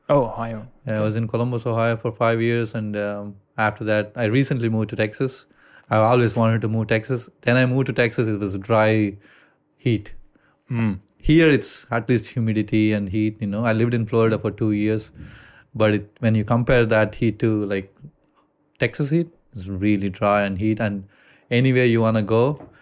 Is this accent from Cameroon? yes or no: no; India; accent: Indian; English is a second language; And I actually try to get rid of my accent of Ind- Indian accent